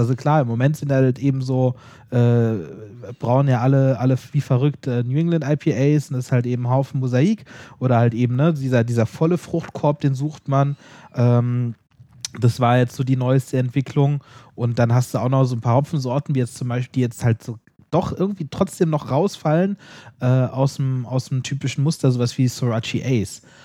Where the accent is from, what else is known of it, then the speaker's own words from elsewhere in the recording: Southern Germany, Germany; kommen wir aus Süddeutschland